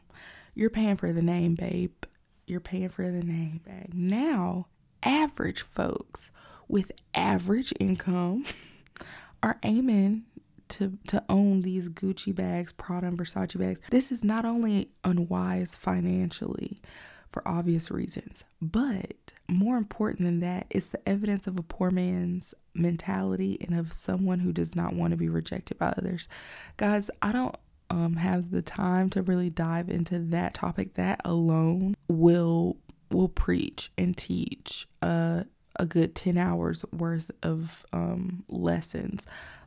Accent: Georgia, United States; also born or lived in Alabama; But I know here in the South, in Georgia, growing up in Georgia and Alabama in the early 90s

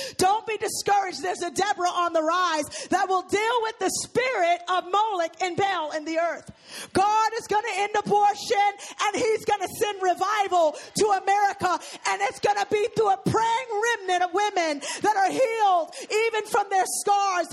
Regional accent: New York City, New York, United States; growing up in New York City during the drug wave

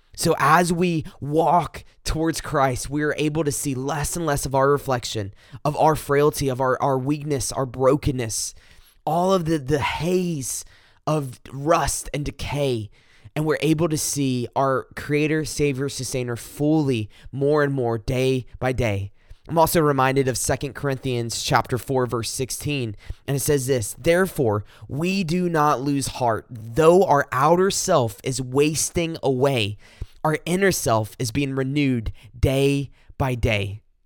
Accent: South Carolina, United States; I'm from South Carolina, kinda at the foot of the Blue Ridge Mountains

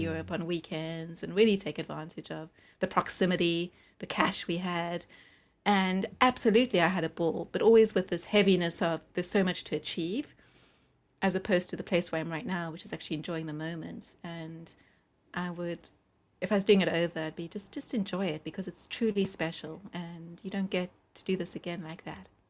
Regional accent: South Africa; also born or lived in United Kingdom; now in Los Angeles, United States; we're living in the U K as a New Yorker and a South African

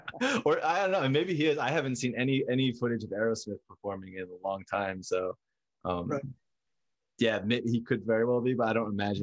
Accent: Northwestern New Jersey, United States; And I grew up in Northwestern New Jersey.

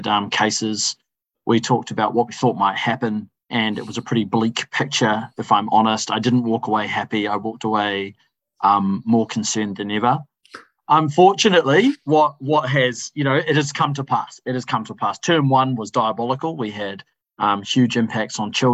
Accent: Wellington, New Zealand; I'm not born and raised in The Hut, but born and raised in Wellington

